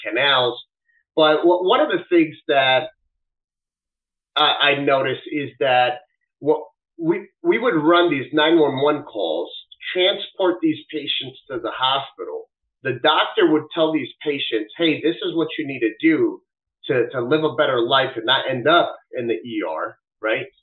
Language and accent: English; Wisconsin, United States; also born or lived in Dominican Republic; now in Florida, United States; I was born in Dominican Republic, and at about a year old, my family decided to, to basically pack everything up and, and, and come to the United States. Um, the, the reason we ended up uh, in Wisconsin